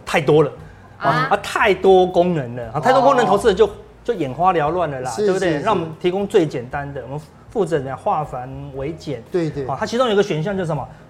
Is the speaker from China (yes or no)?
no; Taiwan; 我们台湾人的老板都要有些什么一个礼拜就看一次绩效了，